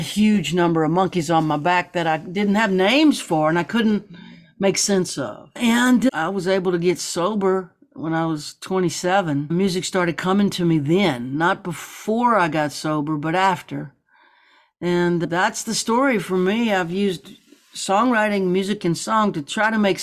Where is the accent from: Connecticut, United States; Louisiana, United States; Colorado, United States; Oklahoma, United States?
Louisiana, United States; Baton Rouge; also born or lived in New Orleans; Born in New Orleans, raised in Baton Rouge.